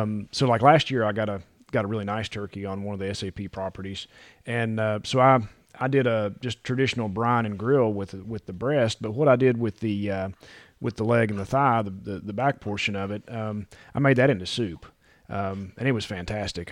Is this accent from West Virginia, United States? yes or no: yes; West Virginia, United States; also born or lived in Louisiana / Tennessee; now in North Carolina, United States; I'm not from here originally. I grew up in West Virginia